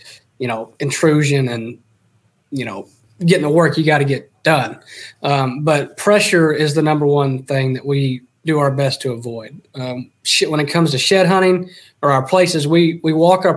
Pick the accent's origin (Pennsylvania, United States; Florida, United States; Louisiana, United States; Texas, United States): Texas, United States; moved away; I grew up hunting. I'm from Texas originally, and so from the time I was three, I think I started hunting